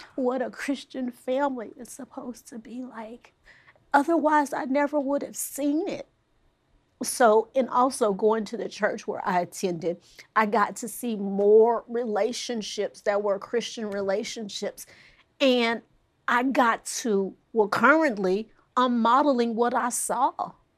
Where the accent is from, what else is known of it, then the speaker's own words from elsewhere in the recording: Fort Worth, Texas, United States; I am from Fort Worth, Texas